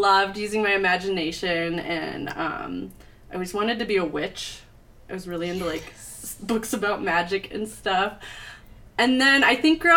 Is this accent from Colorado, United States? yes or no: yes; Littleton, Colorado, United States; I grew up in Littleton, Colorado.